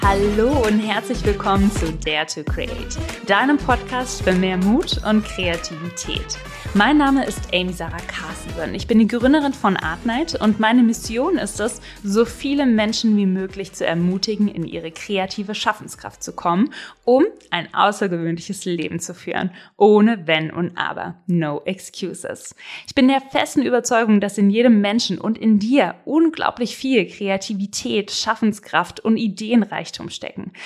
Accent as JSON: {"language": "German", "area": "Black Forest", "region": "Baden-Württemberg", "country": "Germany", "said": "ich komme ja aus dem Schwarzwald"}